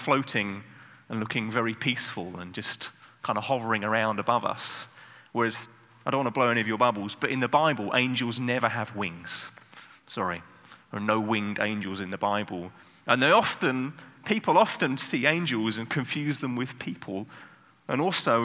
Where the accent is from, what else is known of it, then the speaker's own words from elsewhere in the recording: England, United Kingdom; I'm English